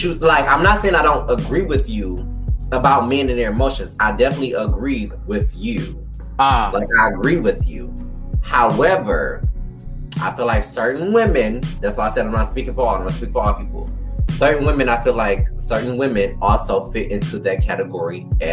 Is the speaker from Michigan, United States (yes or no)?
yes; Detroit, Michigan, United States; I'm from Detroit, Michigan, where it's primarily 105% black. I didn't grow up with no white bitches. I grew up with a whole bunch of people of color